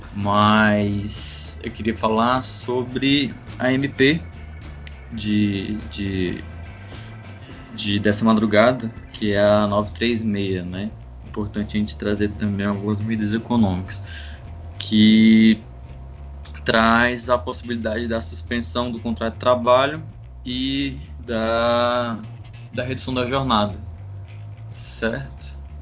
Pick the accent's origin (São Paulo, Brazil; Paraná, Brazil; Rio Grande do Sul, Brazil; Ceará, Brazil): Ceará, Brazil; sou do Ceará